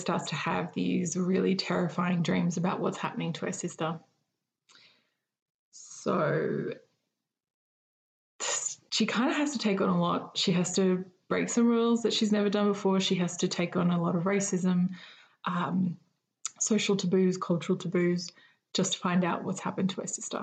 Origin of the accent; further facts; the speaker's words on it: Eidsvold, Queensland, Australia; moved away as an adult; now in Canberra, Australia; my hometown of Eidsvoll